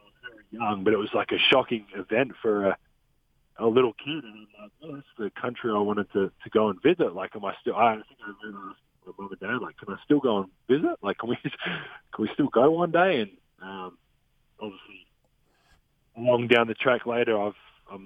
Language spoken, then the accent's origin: English; Australia; moved away; also born or lived in Utah; I was born in Australia. I'm Australian.